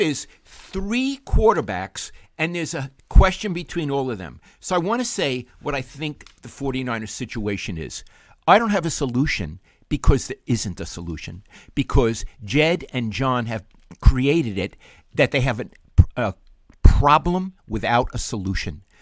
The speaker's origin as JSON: {"language": "English", "town": "New York City", "region": "New York", "country": "United States", "tie": "born or raised there", "moved": "as an adult", "lives_now": "San Francisco Bay Area, United States", "said": "growing up in Brooklyn"}